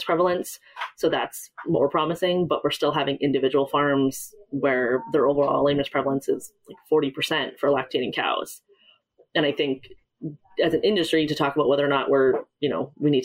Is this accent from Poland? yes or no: no; Vancouver, British Columbia, Canada; moved away; I grew up in the suburbs just outside of Vancouver, British Columbia